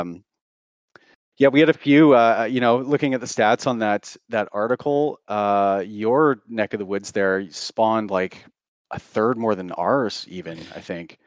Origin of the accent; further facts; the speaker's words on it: Canada; also born or lived in Surrey, British Columbia; I'm Canadian, I live in Vancouver